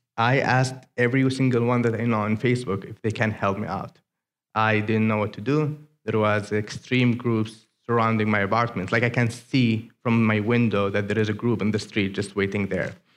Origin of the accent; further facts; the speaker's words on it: Aden, Yemen; English is a second language; moved away as an adult; now in United States; greetings from Yemen.